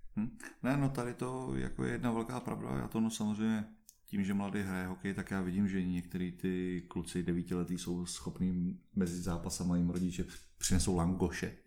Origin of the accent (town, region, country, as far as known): Czechia